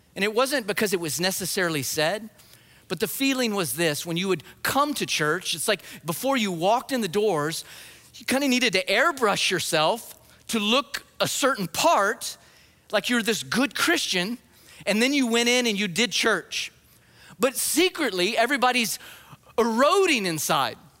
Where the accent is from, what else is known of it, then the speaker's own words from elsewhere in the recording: New Mexico, United States; moved away; I grew up in New Mexico, just the other side of the Texas border.